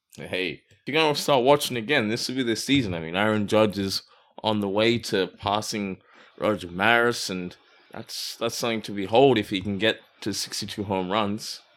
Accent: Perth, Western Australia, Australia; moved away; also born or lived in Melbourne / Brisbane; I grew up in Perth, but I also lived in Melbourne and Brisbane.

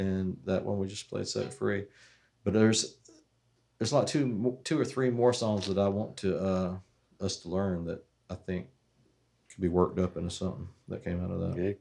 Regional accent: Waycross, Georgia, United States; we're from Waycross

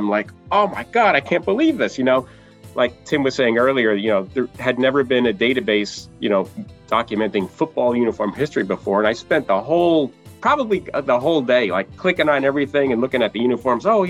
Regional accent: New York City, New York, United States; now in Litchfield Hills, Connecticut, United States; I was born in Brooklyn

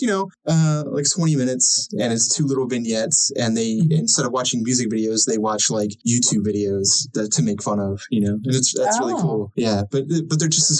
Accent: Baltimore, Maryland, United States; we're from the Baltimore area

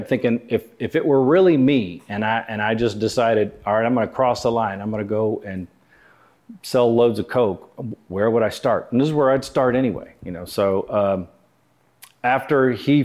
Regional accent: Houston, Texas, United States; moved away as an adult; I grew up in Houston

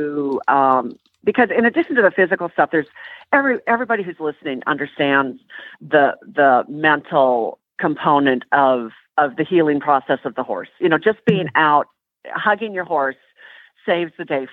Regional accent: Minnesota, United States; now in Tennessee, United States; I'm from Minnesota

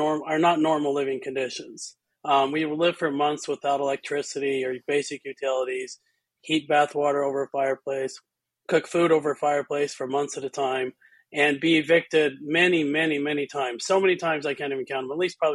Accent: Utah, United States; I grew up in Utah, and Utah gets very cold in the winter

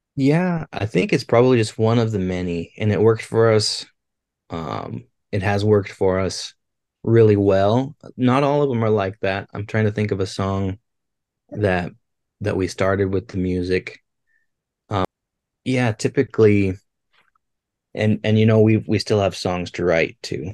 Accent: Billings, Montana, United States; growing up in Billings, it was it is the festival to go to in the summertime

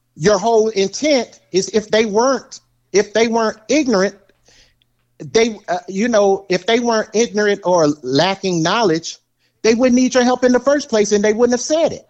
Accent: the South, United States; I'm from the South

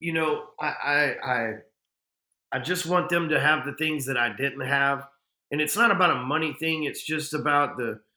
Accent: Texas, United States; I'm a Texan.

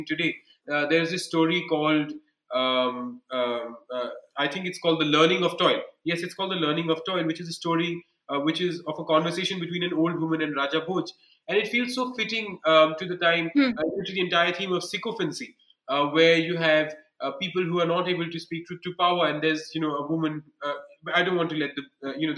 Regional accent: Bikaner region, Rajasthan, India; I come from the Bikaner region.

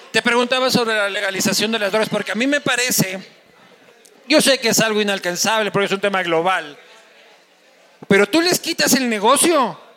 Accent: Crucita, Manabí, Ecuador; yo, crecí, yo crecí en Crucita, pues caramba, yo cómo no me voy a saber cómo es

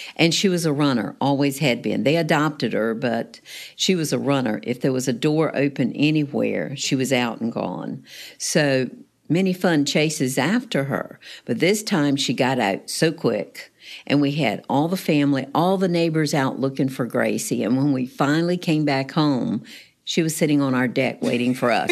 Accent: Raleigh, North Carolina, United States; moved away as an adult; now in Newport News, United States; originally, it was in North Carolina

